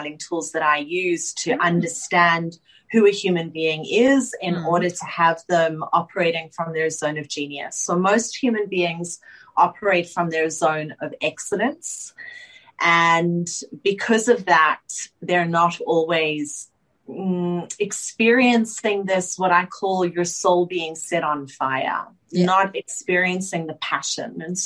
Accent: Johannesburg, Gauteng, South Africa; moved away as an adult; now in Sydney, Australia; I grew up in South Africa in Johannesburg with my father

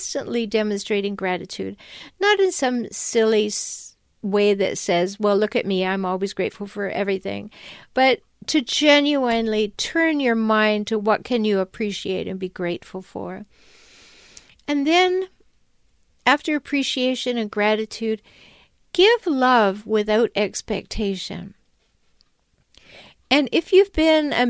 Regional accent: Canada; When I was a little girl growing up in Canada

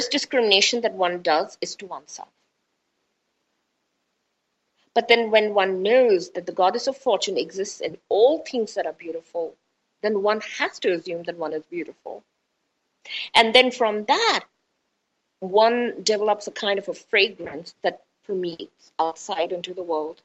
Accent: India; I'm Indian.

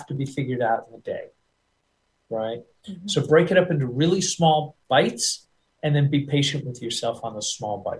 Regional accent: United States; accent: American; I'll always sound like an American guy.

